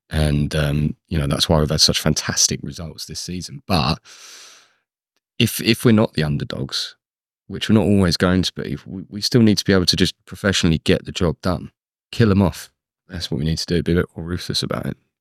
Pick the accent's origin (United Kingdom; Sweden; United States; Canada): United Kingdom; London; also born or lived in Luton; I was born in Luton, but grew up in London